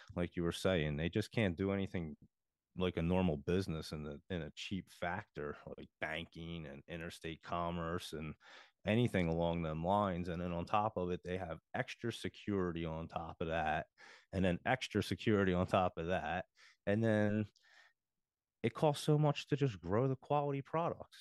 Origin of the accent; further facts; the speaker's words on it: Philadelphia, Pennsylvania, United States; I come from the Philadelphia area